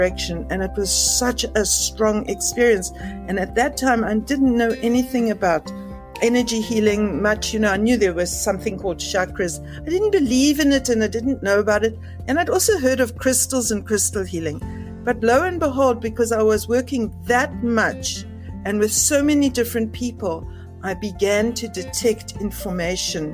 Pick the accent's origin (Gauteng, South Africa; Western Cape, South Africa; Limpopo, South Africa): Western Cape, South Africa; Cape Town; I'm from Cape Town, South Africa